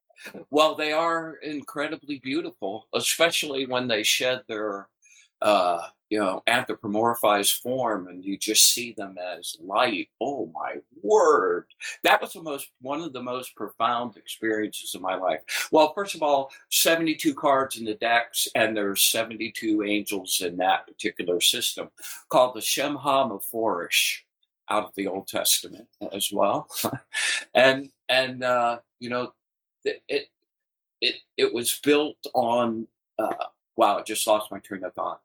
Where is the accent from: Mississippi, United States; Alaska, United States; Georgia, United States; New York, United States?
Georgia, United States; Atlanta; I grew up in Atlanta and my first gig was at Atlanta Magazine